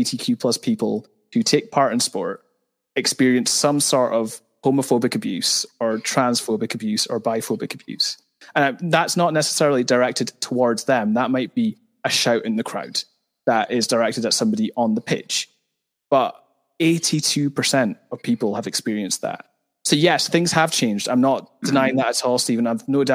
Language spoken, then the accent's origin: English; Fraserburgh, Scotland, United Kingdom; moved away as an adult; I am originally from Fraserburgh